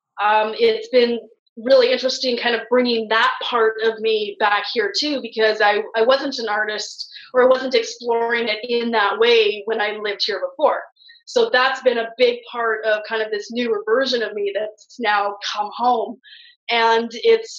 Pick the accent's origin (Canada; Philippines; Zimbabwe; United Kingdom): Canada; Western Canada; moved away as an adult; a literal physical journey from Eastern Canada to Western Canada, coming back to my hometown. I had spent 10 years out east